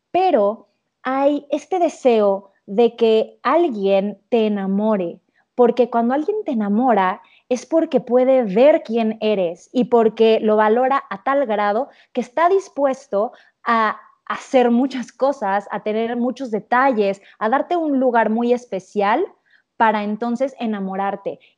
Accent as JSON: {"language": "Spanish", "town": "Cancún", "region": "Quintana Roo", "country": "Mexico", "tie": "born or raised there", "said": "yo que crecí en Cancún, la esquiada y todo esto."}